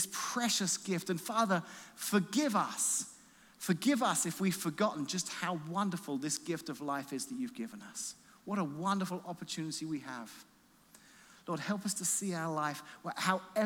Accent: Illinois, United States; I'm from Illinois

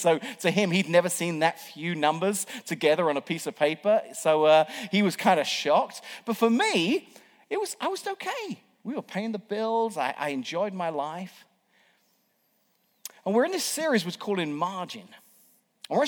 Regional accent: England, United Kingdom; moved away as an adult; now in United States; an Englishman who was here working on a temporary visa

